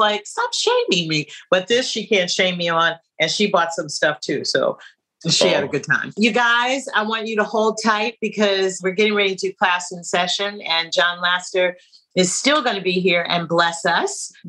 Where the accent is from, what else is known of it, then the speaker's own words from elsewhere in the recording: San Francisco, California, United States; now in New York, United States; technically I live in New York, but I was born and raised in San Francisco